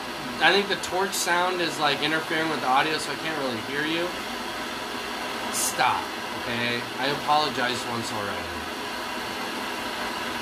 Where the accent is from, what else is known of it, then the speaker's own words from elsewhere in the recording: Australia; I'm from Australia.